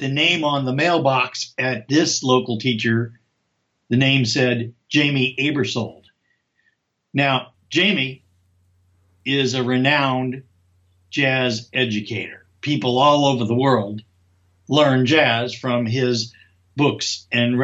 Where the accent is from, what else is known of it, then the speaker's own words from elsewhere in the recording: Louisville, Kentucky, United States; I was born and raised in Kentucky in Louisville